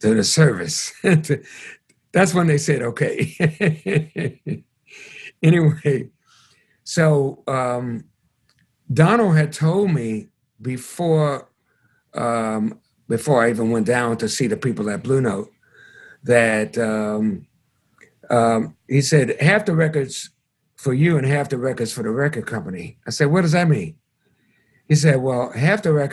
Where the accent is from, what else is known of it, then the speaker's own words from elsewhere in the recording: Chicago, Illinois, United States; moved away as an adult; also born or lived in New York; took me from Chicago, my hometown, to New York with his band